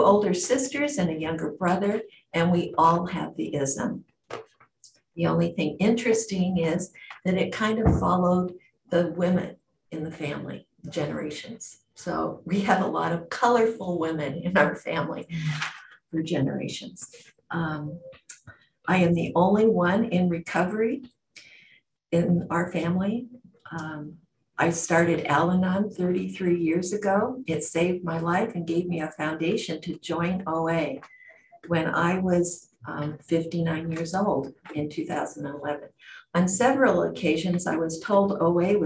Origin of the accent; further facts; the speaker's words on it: Washington, United States; also born or lived in Oregon / England; I was born and raised in Washington State 70 years ago.